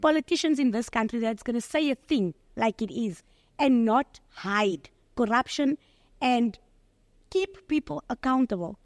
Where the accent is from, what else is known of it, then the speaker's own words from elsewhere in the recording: Johannesburg, Gauteng, South Africa; I'm from Eldorado Park